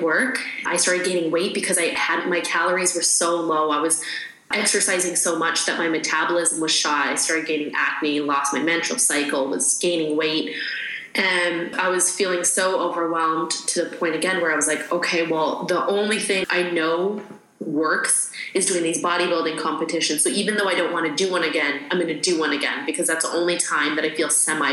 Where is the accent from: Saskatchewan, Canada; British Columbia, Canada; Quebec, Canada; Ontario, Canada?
Saskatchewan, Canada; moved away as an adult; also born or lived in Arizona; I grew up in Canada, Saskatchewan, Canada